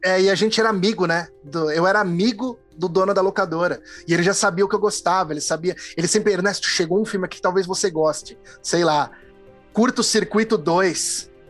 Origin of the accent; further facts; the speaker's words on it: Santa Rita do Passa Quatro, São Paulo, Brazil; moved away; eu vivi muito tempo da minha vida em Santa Rita do Passa Quatro